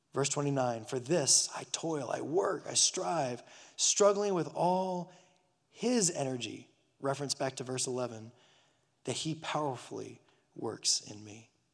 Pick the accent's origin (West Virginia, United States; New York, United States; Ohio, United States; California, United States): California, United States; Burbank; moved away; my parents took me a trip back to my hometown, Burbank, California